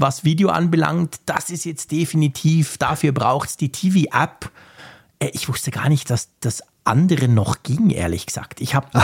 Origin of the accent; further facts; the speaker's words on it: Switzerland; bei uns in der Schweiz